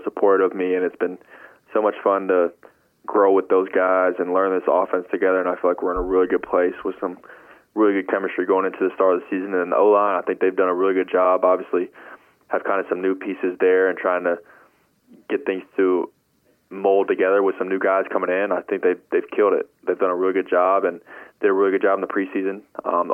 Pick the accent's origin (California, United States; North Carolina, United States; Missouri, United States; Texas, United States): North Carolina, United States; Charlotte; we're both from Charlotte